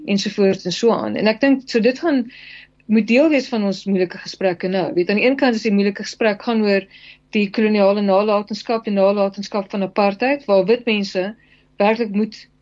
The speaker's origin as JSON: {"language": "Afrikaans", "country": "South Africa", "said": "as alle Suid-Afrikaners"}